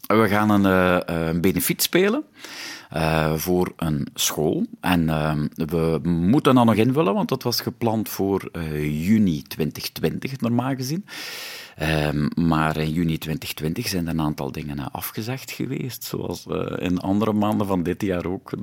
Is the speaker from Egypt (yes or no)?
no; West Flanders, Belgium; accent: West Flemish; first language West Flemish; bij ons thuis werd er alleen West-Vlaams gesproken.